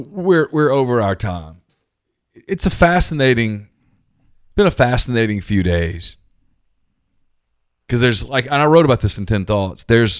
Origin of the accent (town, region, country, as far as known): Louisiana, United States; born or raised there